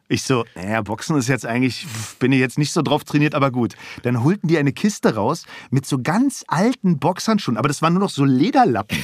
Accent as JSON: {"language": "German", "region": "Berlin", "country": "Germany", "tie": "born or raised there", "also_born_or_lived": "Aschaffenburg", "said": "Ich bin im amerikanischen Sektor aufgewachsen, in Schöneberg"}